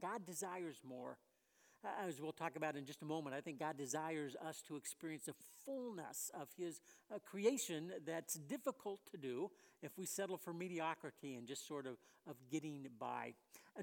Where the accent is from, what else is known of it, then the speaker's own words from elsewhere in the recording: West Covina, California, United States; moved away; I grew up in the Southern California area